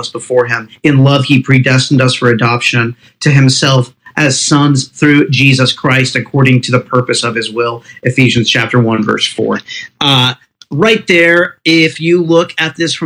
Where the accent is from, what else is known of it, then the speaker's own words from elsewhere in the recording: United States; I'm an American